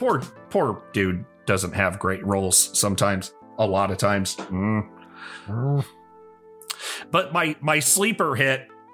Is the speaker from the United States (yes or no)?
yes; Illinois, United States; I'm some schmuck from Illinois